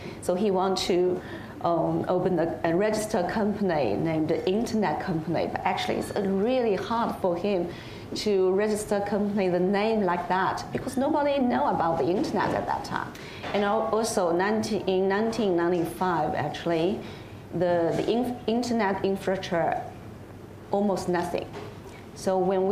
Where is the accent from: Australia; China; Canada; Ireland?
China; Zhoushan, Zhejiang; moved away; also born or lived in Hangzhou; my hometown is in Zhoushan. My mother is a Hangzhouanese, my father is a Taizhouese, but they all belong to Zhejiang province